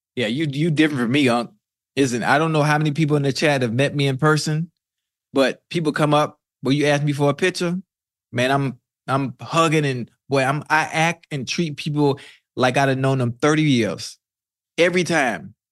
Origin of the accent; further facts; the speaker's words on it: Miami, Florida, United States; I'm from Miami